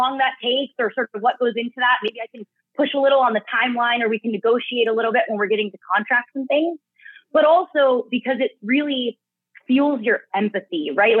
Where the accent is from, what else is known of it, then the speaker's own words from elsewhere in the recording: San Diego, California, United States; I got my start over at a full service creative agency in San Diego, back in my hometown, called Vitro